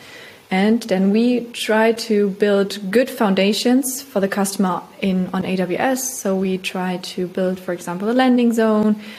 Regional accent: Germany; moved away as an adult; now in Vienna, Austria; I come from Germany. I live now in Vienna

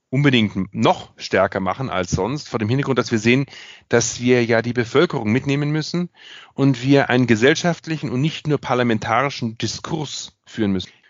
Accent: Bavaria, Germany; alleine schon als Bayer äh, und äh, als Vertreter des Föderalismus

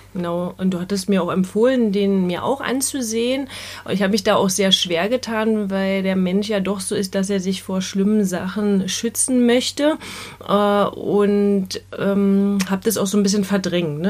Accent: Berlin, Germany; Wir kommen ja aus Berlin

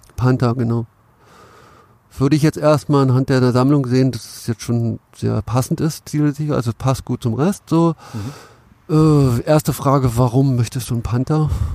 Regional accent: Cottbus, Brandenburg, Germany; moved away as an adult; also born or lived in Finsterwalde; now in Berlin, Germany; ich komme ja aus Cottbus

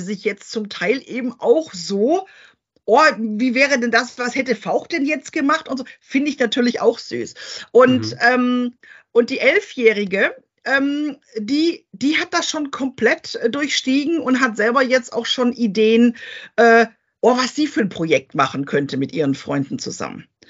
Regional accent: Rhineland-Palatinate, Germany; bei uns in der Pfalz

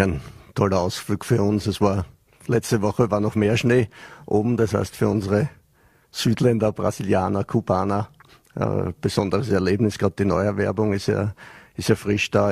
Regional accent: Vienna, Austria; moved away as an adult; also born or lived in Switzerland / Vorarlberg; now in Dornbirn, Austria; habe mich zwar meiner Heimat Wien ein bisschen angenähert jetzt, nachdem ich vier Jahre in der Schweiz war

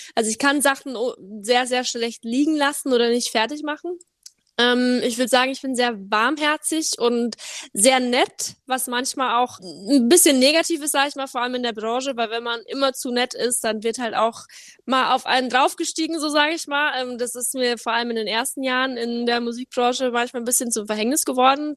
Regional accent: Cham, Bavaria, Germany; accent: Bavarian; habe ich äh, natürlich einen leichten bayerischen Akzent noch. Ich bemühe mich, Hochdeutsch zu sprechen, aber ich komme ja eigentlich aus Bayern

